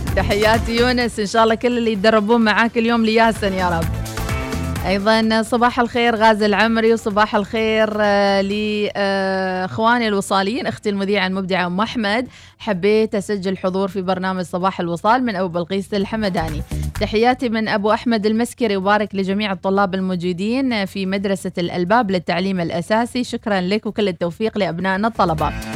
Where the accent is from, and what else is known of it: Oman